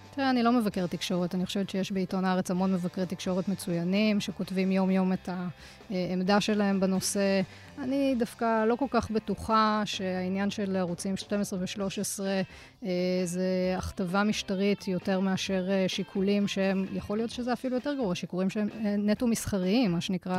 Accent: Jerusalem, Jerusalem District, Israel; גדלתי במשפחה דתית בירושלים, אה, להורים שעלו מצרפת

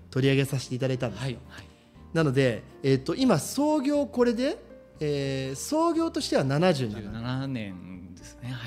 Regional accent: Shimizu, Shizuoka, Japan; born or raised there

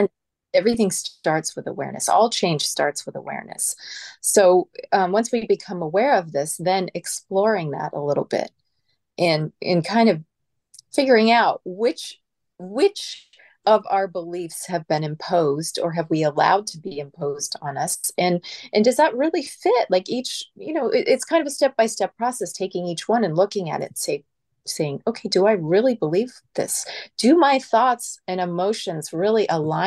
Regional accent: California, United States; I'm from California

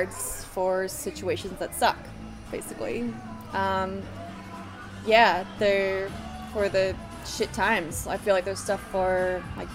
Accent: Cleveland, Ohio, United States; moved away as an adult; also born or lived in Chicago, Illinois, United States; now in Melbourne, Australia; I'm from Cleveland, Ohio in the States, but I feel more connected a lot of times to Chicago because I lived there for 6 years

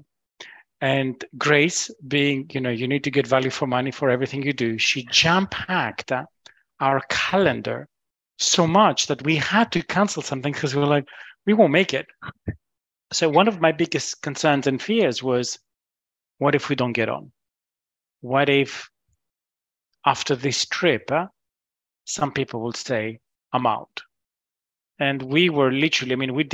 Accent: Greece; now in United Kingdom; I'm originally from Greece

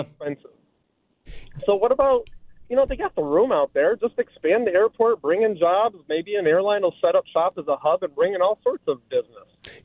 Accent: Olean, New York, United States; I'm from Olean

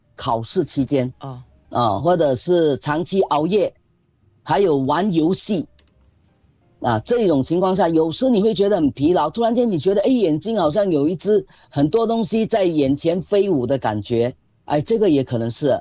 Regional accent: Singapore; 我们新加坡人

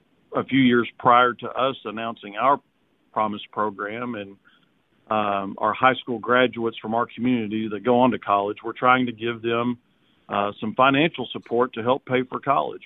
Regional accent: Walnut Ridge, Arkansas, United States; now in Arkadelphia, United States; Walnut Ridge, Arkansas, a rice, soybean, cotton growing community up in northeast Arkansas as my hometown. I've been in Arkadelphia for about 20 years now, town of about 10,000.

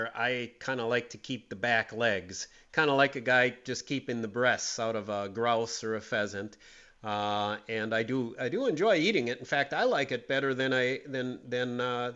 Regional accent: Green Bay, Wisconsin, United States; When I grew up in Green Bay

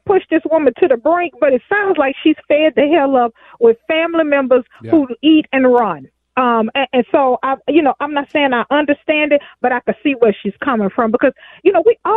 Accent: Houston, Texas, United States; moved away as an adult; also born or lived in Twin Cities, Minnesota; I grew up in Houston

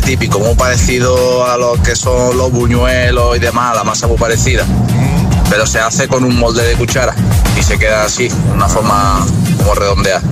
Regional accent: Jaén, Andalusia, Spain; now in Granada, Spain; mi postre favorito es el de mi tierra, los papajotes de Jaén

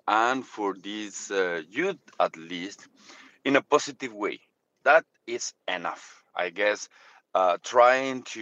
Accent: Mexico; moved away; I'm come from Mexico, where our youth is trying to emulate the famous artists from Narcos TV series

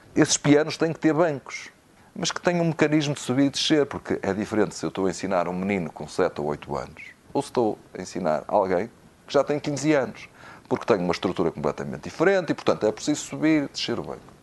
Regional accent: São João da Madeira, Aveiro District, Portugal; Eu não sou do Porto, não sou de uma grande cidade, eu sou de, de São João da Madeira

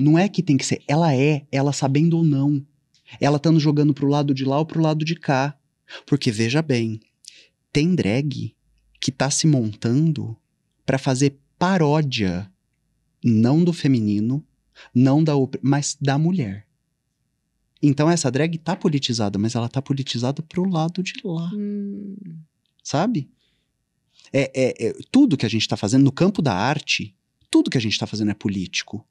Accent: Ribeirão Preto, São Paulo, Brazil; moved away; Eu nasci e cresci em Ribeirão Preto, hum. interior de São Paulo

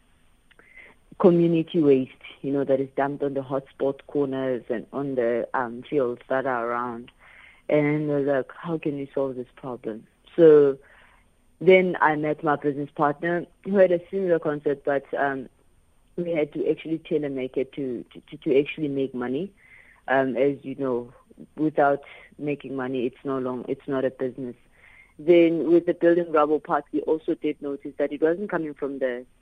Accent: Diepsloot, Gauteng, South Africa; I grew up in Deep Sloot

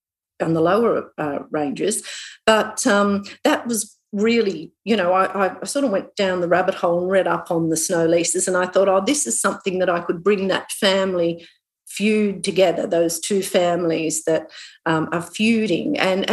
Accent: Newcastle, North East England, United Kingdom; So at the moment I'm actually writing another crime novel, and it's set in Newcastle, in my hometown.

